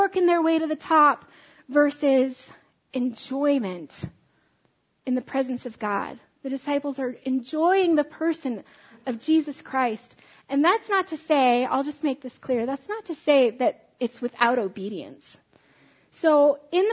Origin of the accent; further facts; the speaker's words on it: United States; I'm an American